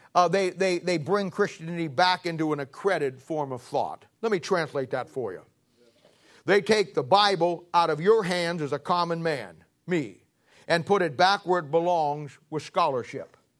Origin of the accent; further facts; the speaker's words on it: Canton, Ohio, United States; I'm from Canton, Ohio.